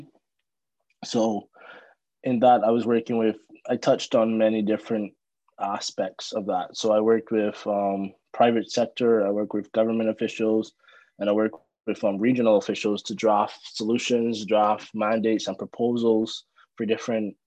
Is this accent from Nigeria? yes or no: no; Barbados; moved away; I'm from Barbados